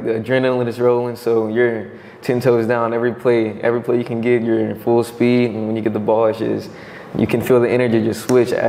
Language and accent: English; Baton Rouge, Louisiana, United States; I grew up in Baton Rouge like 8 years, for like 8 years when I was younger.